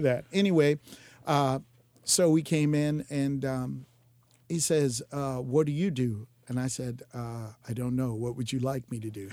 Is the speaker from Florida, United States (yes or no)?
yes; Jacksonville, Florida, United States; Born and raised in Jacksonville